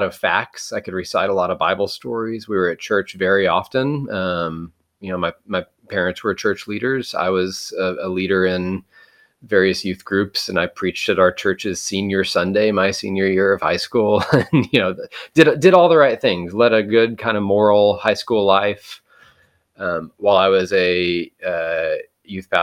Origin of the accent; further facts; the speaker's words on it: Texas, United States; I grew up in Texas, have been in Texas my whole life